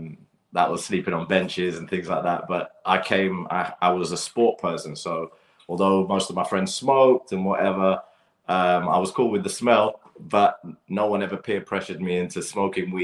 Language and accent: English; London, United Kingdom; I grew up playing football in Battersea Park and around Clapham Common as well